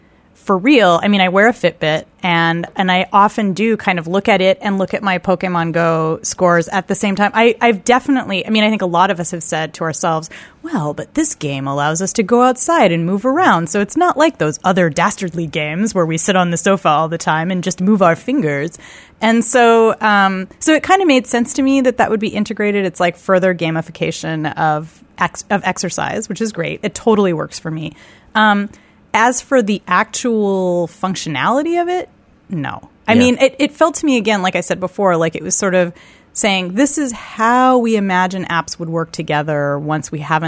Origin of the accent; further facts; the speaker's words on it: California, United States; Yeah, I grew up in California, so I was like, "What? Right. What is this indoor pool that you speak of?"